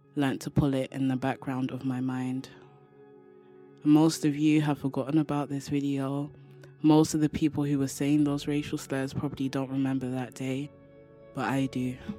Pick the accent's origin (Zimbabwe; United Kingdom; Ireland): United Kingdom; London; from London, England